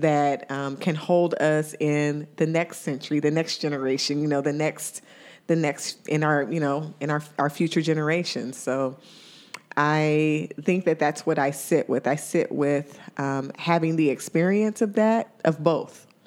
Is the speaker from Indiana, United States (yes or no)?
yes; Indiana, United States; now in Ohio, United States; my hometown in Indiana